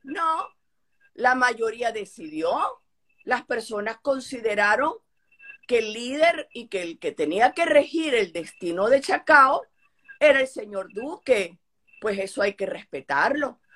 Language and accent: Spanish; Venezuela; Como venezolana